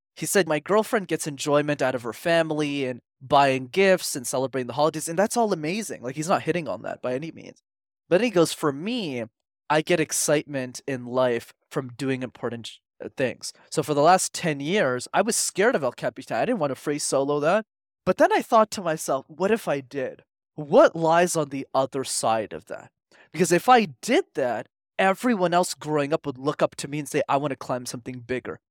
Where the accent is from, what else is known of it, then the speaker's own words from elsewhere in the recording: Montreal, Quebec, Canada; I grew up in Montreal, which is a city, for those who don't know, where you need to learn how to speak French.